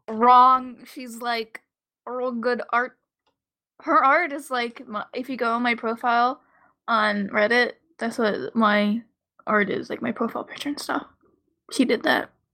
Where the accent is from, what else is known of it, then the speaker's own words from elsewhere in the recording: Maryland, United States; growing up in Maryland.